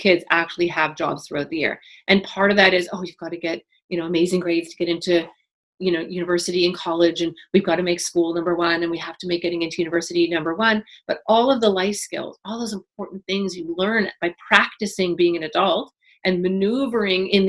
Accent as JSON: {"language": "English", "town": "Toronto", "region": "Ontario", "country": "Canada", "tie": "born or raised there", "said": "I grew up in Toronto at 12"}